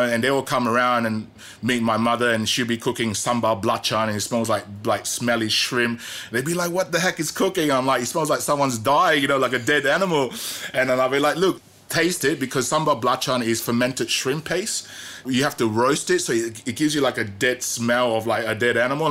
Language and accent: English; Australia; moved away as an adult; also born or lived in Petaling Jaya, Malaysia; when I was growing up in Australia